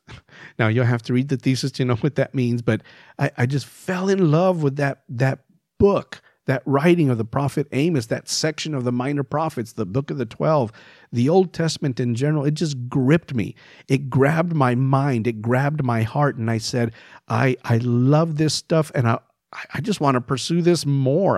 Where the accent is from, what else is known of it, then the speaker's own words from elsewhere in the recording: El Paso, Texas, United States; I grew up in El Paso, Texas